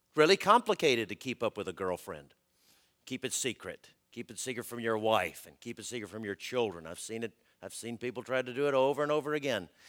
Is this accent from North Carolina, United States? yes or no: no; Augusta, Georgia, United States; moved away; I'm from Augusta